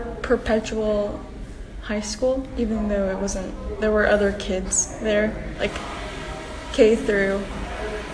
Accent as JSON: {"language": "English", "town": "Quezon City", "region": "Metro Manila", "country": "Philippines", "tie": "born or raised there", "said": "I was born in Quezon City, Philippines"}